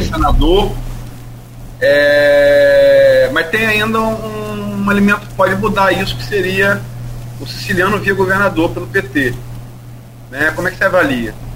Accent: Campos dos Goytacazes, Rio de Janeiro, Brazil; eu sou interuense, mas fui criado em Campos

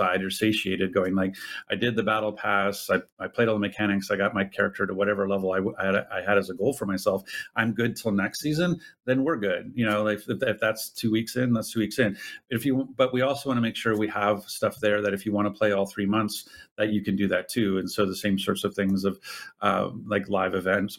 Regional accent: Ottawa, Ontario, Canada; I'm Canadian, I'm from Eastern Canada. Like I was born and raised in Ottawa, Ontario

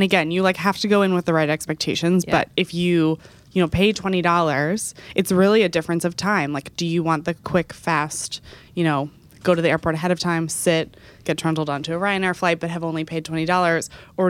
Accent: Texas, United States; I grew up in Texas.

